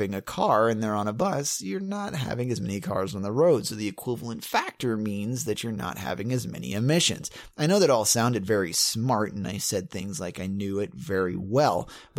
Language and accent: English; Bump Hill, South Carolina, United States; And this is in my hometown, your hometown too. We come from Bump Hill, South Carolina.